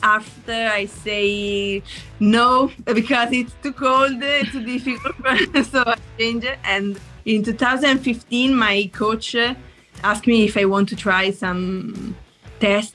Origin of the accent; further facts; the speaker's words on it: Italy; from Italy